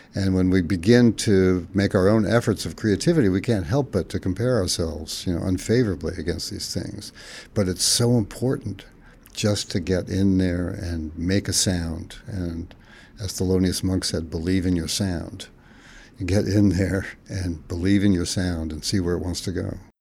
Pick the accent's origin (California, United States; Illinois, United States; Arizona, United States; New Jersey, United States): California, United States; Fresno; the town where I grew up in Fresno, California